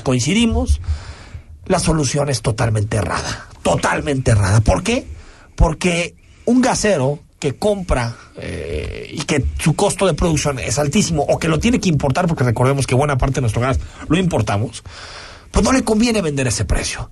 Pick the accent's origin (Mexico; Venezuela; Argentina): Mexico; como mexicanos